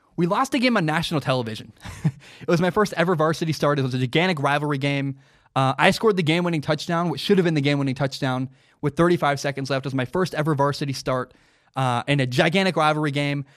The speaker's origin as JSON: {"language": "English", "town": "Portland", "region": "Oregon", "country": "United States", "tie": "born or raised there", "said": "growing up in the Portland area."}